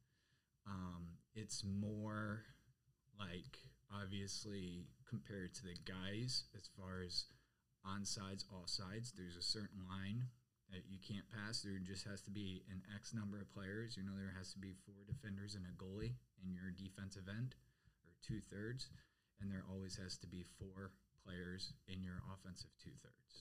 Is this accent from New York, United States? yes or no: no; Detroit, Michigan, United States; moved away as an adult; where I grew up in Michigan